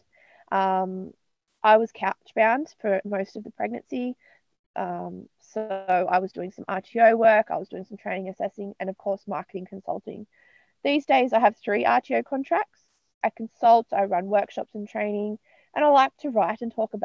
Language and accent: English; Newcastle, New South Wales, Australia; now in Hawkesbury, Australia; I'm from Newcastle in New South Wales, but I'm currently based in the Hawkesbury area of Western Sydney.